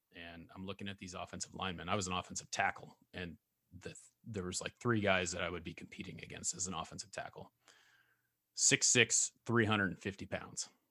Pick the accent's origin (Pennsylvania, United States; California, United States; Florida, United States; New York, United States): California, United States; also born or lived in Oregon; now in Idaho, United States; I grew up, I was born in, uh, Solid Edge, California